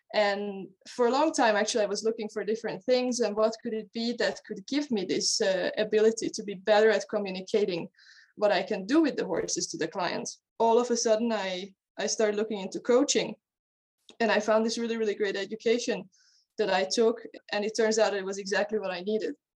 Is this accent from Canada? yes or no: no; Hungary; moved away as an adult; now in Denmark; I'm originally from Hungary. I was born and raised in Hungary, and then I moved to Denmark to go to university. And that's where I live today